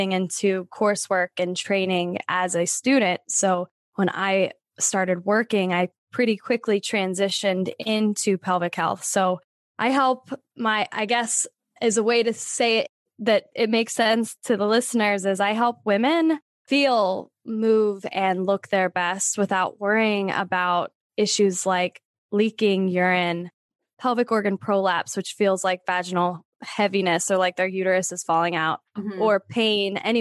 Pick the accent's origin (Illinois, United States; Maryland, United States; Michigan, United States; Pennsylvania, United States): Pennsylvania, United States; moved away as an adult; I'm originally from Pennsylvania. And then after college, I've been moving west ever since.